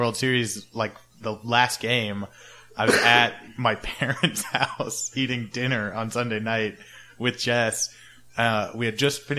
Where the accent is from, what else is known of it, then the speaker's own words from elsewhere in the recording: Overland Park, Kansas, United States; now in Chicago, United States; I am from Overland Park, Kansas, which is a suburb of Kansas City.